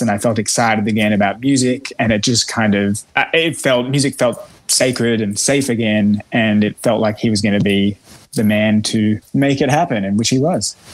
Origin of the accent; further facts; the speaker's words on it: Melbourne, Victoria, Australia; moved away; I'm Australian